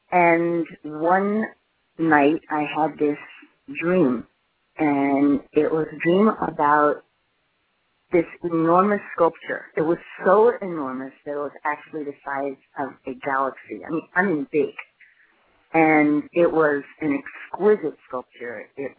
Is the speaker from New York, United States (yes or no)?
yes; New York City, New York, United States; moved away; I was born in New York City. I spent a lot of my life traveling back and forth to the city. A lot of my family lives there.